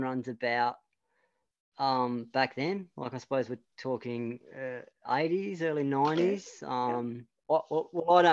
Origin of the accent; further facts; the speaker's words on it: Devonport, Tasmania, Australia; I moved back to Devonport, and that's where I basically spent my primary school, high school and college.